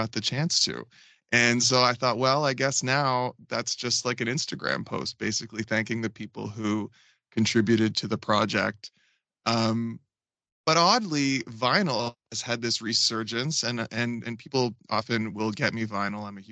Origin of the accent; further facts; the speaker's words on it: Fredericton, New Brunswick, Canada; moved away as an adult; also born or lived in Toronto / New York; growing up in Fredericton, so far removed from any of that industry